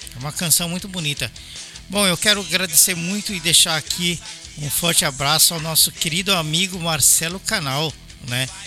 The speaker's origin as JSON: {"language": "Portuguese", "region": "São Paulo", "country": "Brazil", "also_born_or_lived": "Belo Horizonte, Brazil", "moved": "yes", "said": "eu, eu sou paulista, mas eu morei em BH quase nove anos"}